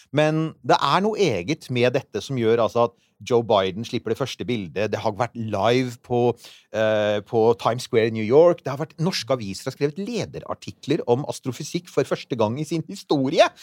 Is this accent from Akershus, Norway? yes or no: yes; Bærum, Akershus, Norway; Jeg vokste opp uh, ute på Rykken i Bærum